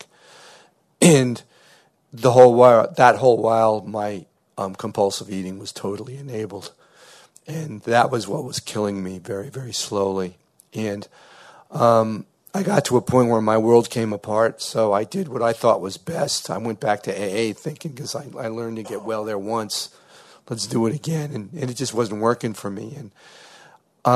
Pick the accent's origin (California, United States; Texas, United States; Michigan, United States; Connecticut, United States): Connecticut, United States; New Haven; I'm from New Haven, Connecticut